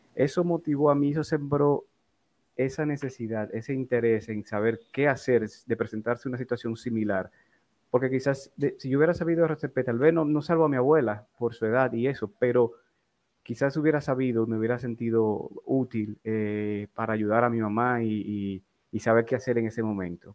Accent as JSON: {"language": "Spanish", "town": "Santo Domingo", "region": "Distrito Nacional", "country": "Dominican Republic", "tie": "born or raised there", "said": "Yo nací en Distrito Nacional, en Santo Domingo, el 29 de enero de 1976"}